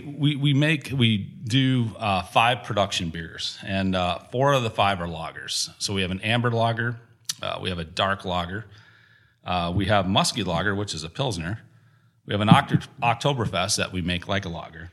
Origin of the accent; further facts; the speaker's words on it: Gratiot, Wisconsin, United States; I grew up outside of Gratiot, Wisconsin, between Gratiot and South Wayne, right on Highway 11